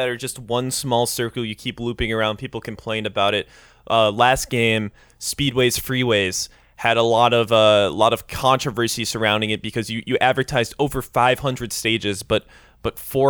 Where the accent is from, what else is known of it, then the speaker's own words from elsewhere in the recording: Scotland, United Kingdom; Well, we're from Scotland, so...